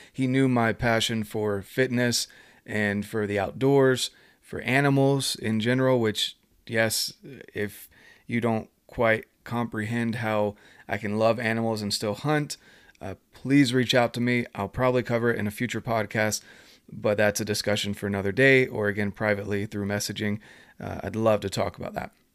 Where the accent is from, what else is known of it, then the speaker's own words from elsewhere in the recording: North Carolina, United States; moved away; I'm from North Carolina originally